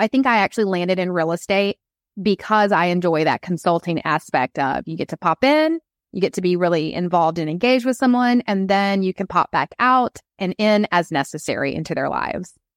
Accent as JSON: {"language": "English", "town": "Atlanta", "region": "Georgia", "country": "United States", "said": "I'm from Atlanta"}